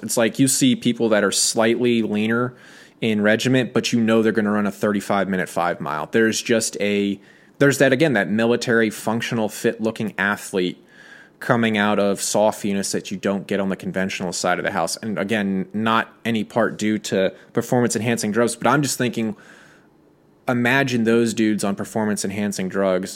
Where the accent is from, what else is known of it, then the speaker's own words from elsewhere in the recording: United States; as an American